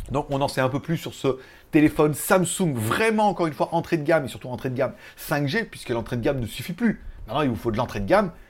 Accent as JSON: {"language": "French", "country": "France", "said": "Je suis français, monsieur. Je suis pas ou croate je suis français."}